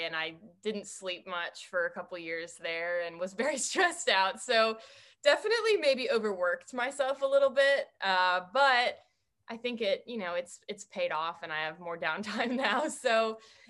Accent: Evanston, Illinois, United States; So I'm from Evanston, Illinois. It's a suburb right outside of Chicago.

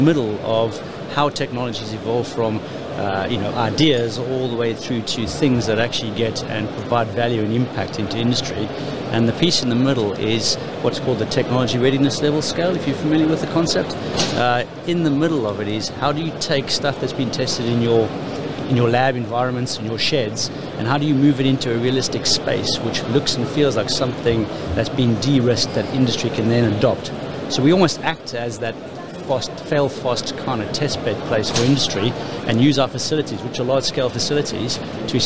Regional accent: South Africa; now in Bristol, United Kingdom; I'm originally born and bred in South Africa, so apologies for the accent

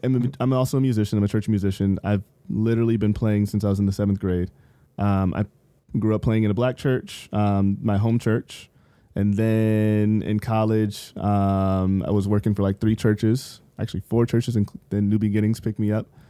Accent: San Bernardino, California, United States; when I was growing up in San Bernardino

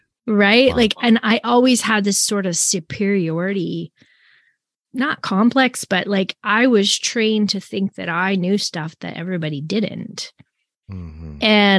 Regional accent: Canada; also born or lived in Tacoma, United States / Anchorage, United States; because I grew up in the Brethren Assembly in Canada. And then whenever we lived in the States, so I lived in Tacoma, Washington, and I lived in Anchorage, Alaska.

